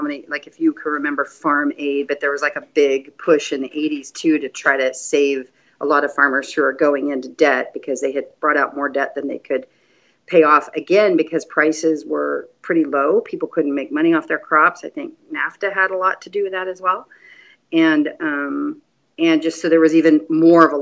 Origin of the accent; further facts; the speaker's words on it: San Joaquin Valley, California, United States; now in Oregon, United States; I grew up in farming in the San Joaquin Valley of California